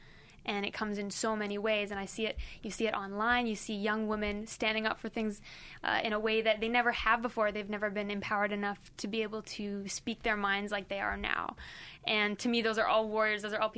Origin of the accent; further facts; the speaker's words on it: Philippines; like I grew up in the Philippines, and saying stupid is a really mean and really horrible thing to say there.